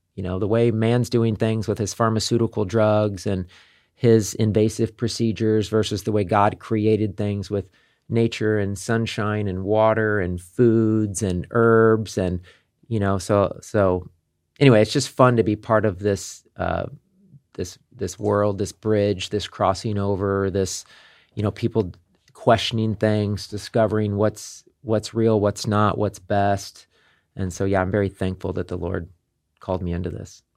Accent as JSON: {"language": "English", "town": "Kansas City", "country": "United States", "also_born_or_lived": "Las Vegas", "moved": "as an adult", "said": "I'm from Kansas City, but at this time in my life, I was living in Las Vegas."}